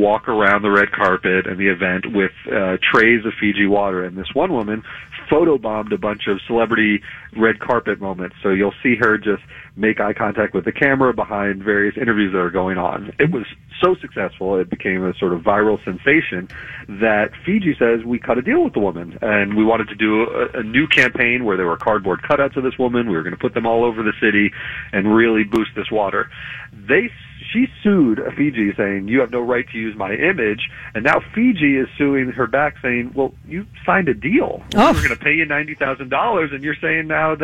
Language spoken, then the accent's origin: English; Plantation, Florida, United States; I grew up in Plantation, Florida.